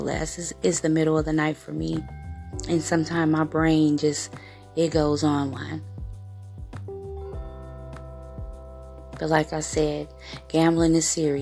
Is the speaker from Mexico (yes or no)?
no; United States; I am from the States